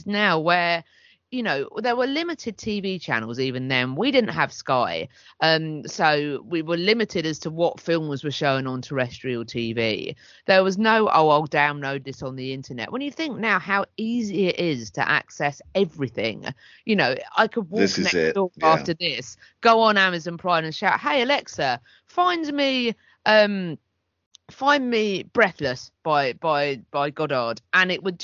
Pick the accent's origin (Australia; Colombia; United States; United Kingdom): United Kingdom; Hastings, South East England; where I was growing up in Hastings